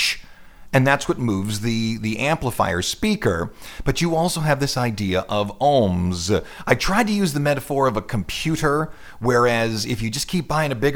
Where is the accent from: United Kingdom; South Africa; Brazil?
United Kingdom; Scotland; I'm from Scotland